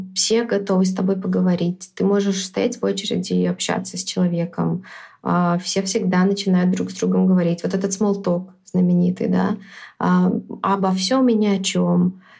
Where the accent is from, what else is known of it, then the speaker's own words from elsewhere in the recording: Minsk, Belarus; also born or lived in New York; я родилась в Минске, всю жизнь жила в Минске